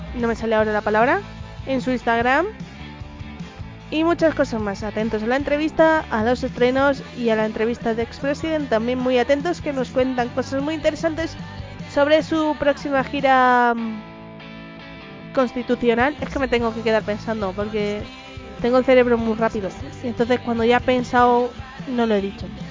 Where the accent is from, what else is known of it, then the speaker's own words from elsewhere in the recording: Madrid, Community of Madrid, Spain; yo soy más madrileña que la usa y el madroño